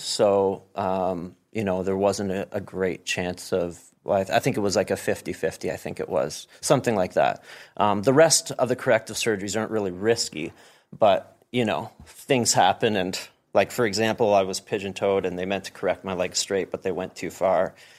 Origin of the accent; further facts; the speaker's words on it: Ottawa, Ontario, Canada; born there; I was born in Ottawa, but my dad was in the military, so we moved all over the place.